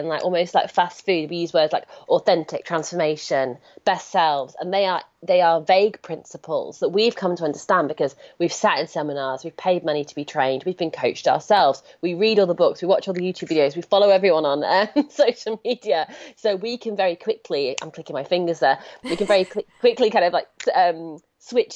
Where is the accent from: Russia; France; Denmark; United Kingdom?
United Kingdom; I'm British